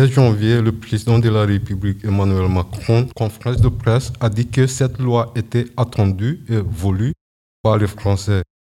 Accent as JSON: {"language": "French", "country": "Suriname", "said": "Moi, par exemple, je suis du Suriname, je suis un descendant d'esclaves. Mon pays a un lien avec l'Europe. Il a été colonisé par les Pays-Bas"}